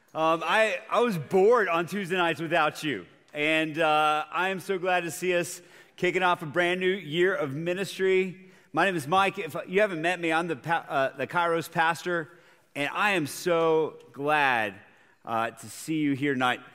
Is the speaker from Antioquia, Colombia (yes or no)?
no; Bogotá, Bogotá Capital District, Colombia; moved away; I grew up in Bogota, Colombia, South America